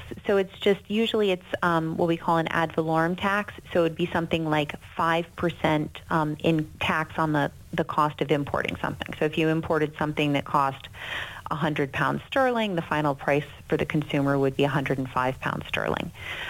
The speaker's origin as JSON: {"language": "English", "country": "United States", "said": "I think, you know, I'm American."}